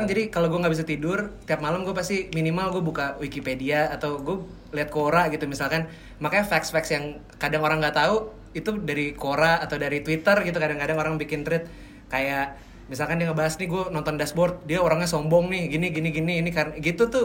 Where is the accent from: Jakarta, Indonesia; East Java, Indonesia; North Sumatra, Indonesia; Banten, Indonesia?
Banten, Indonesia; Pamulang; karena gue besar dan tumbuh di Pamulang